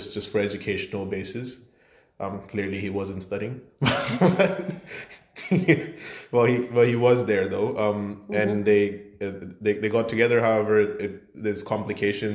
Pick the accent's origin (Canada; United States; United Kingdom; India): India; Chandigarh; moved away; I was born in India, of course, in a city called Chandigarh. Mm-hmm. It's in Punjab, so up north.